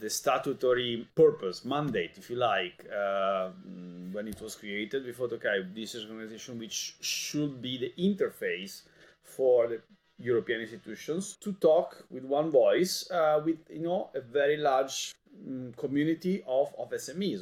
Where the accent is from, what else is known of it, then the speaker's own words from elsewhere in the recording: Italy; moved away as an adult; now in Brussels, Belgium; I come from Italy